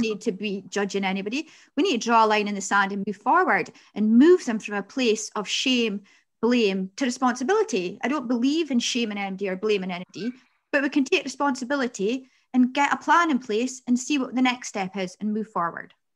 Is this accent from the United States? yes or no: no; Peterhead, Scotland, United Kingdom; I'm from Peterhead, and some people say derogatory things about that.